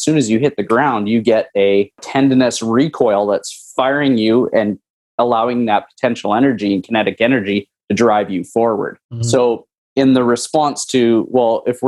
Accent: Lucky Lake, Saskatchewan, Canada; moved away as an adult; now in South Florida, United States; I'm originally from Lucky Lake, Saskatchewan. Moved from Canada to Florida about almost 8 years ago.

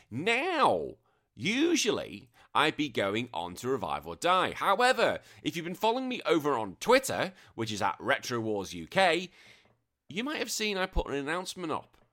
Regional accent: England, United Kingdom; now in Australia; I'm British and I'm English

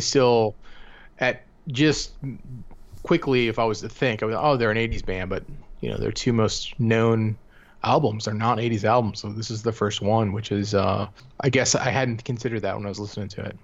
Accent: Cleveland, Ohio, United States; growing up in Cleveland

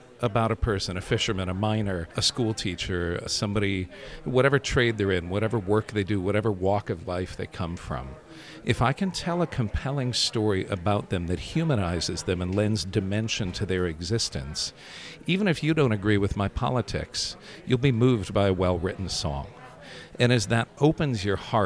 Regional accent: Rockford, Illinois, United States; also born or lived in DeKalb, Illinois; I grew up in Rockford, Illinois

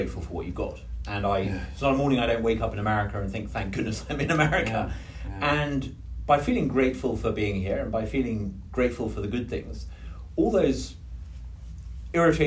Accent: England, United Kingdom; as an Englishman

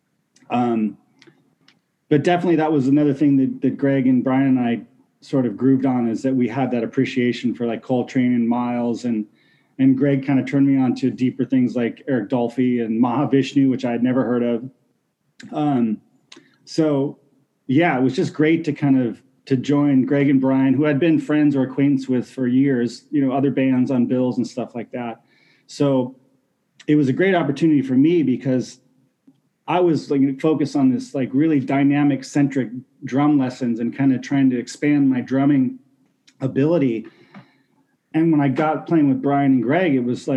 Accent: Washington, United States; I was in a couple bands in my hometown in Washington State

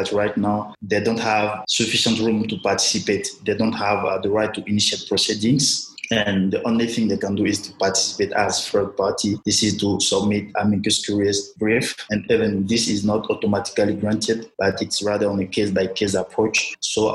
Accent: Côte d’Ivoire; moved away as an adult; also born or lived in Burkina Faso / Switzerland; now in Pretoria, South Africa; from Burkina Faso, but I was born in Ivory Coast, where I did my primary and high school studies.

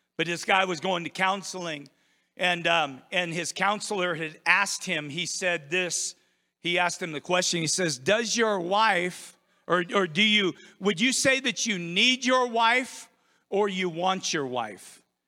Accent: United States; now in Idaho, United States; I grew up on the Columbia River. Every single day I was in that river or on the river

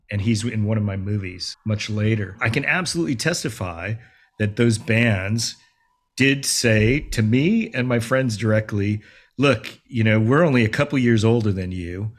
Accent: Los Angeles, California, United States; growing up as Asian American kid in L, kid in L

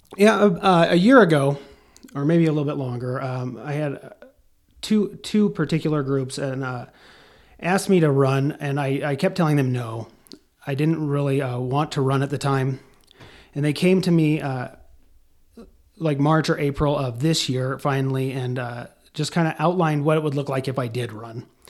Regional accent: Casper, Wyoming, United States; I was born and raised in Casper

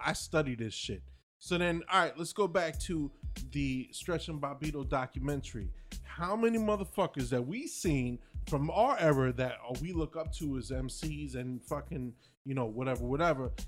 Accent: New Jersey, United States; I'm from Jersey.

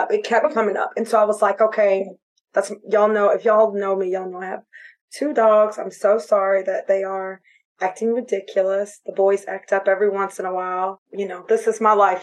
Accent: Florida, United States; moved away; I'm from Florida

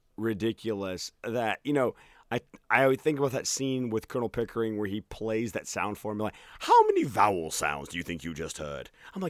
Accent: Birmingham, Alabama, United States; you how many times people ask me where I'm from, and I'm like, Birmingham. And they're like, no, but where are you originally from? Birmingham. Oh, you don't sound Southern at all.

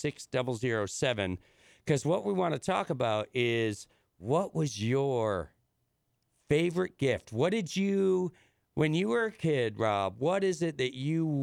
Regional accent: Illinois, United States; now in New England, United States; where I grew up in Illinois

